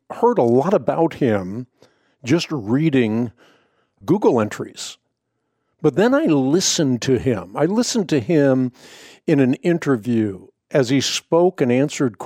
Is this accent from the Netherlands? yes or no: yes; Netherlands; I was born in the Netherlands.